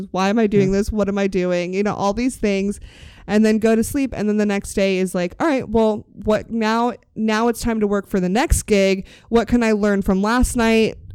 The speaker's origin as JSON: {"language": "English", "town": "Sacramento", "region": "California", "country": "United States", "said": "I went up there and was like, I'm from Sacramento."}